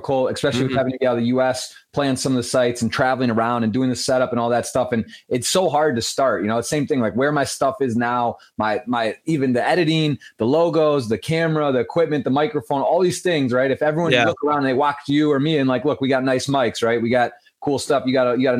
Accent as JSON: {"language": "English", "region": "Michigan", "country": "United States", "said": "That's my home state"}